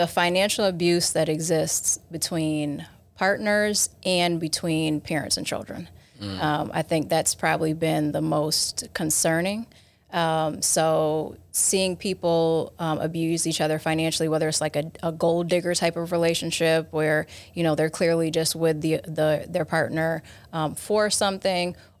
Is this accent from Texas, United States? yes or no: no; Rochester, New York, United States; I'm from Rochester, New York, so about an hour away from here.